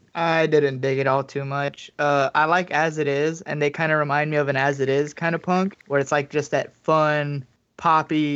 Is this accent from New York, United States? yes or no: no; Miami, Florida, United States; I was born in Miami, Florida.